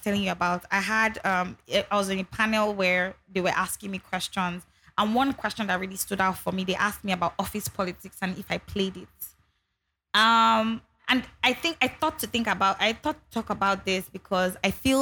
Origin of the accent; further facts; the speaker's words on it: Ogun State, Nigeria; now in Lagos, Nigeria; I grew up in Ogun State, people always forget that I grew up in Ogun State and not Lagos.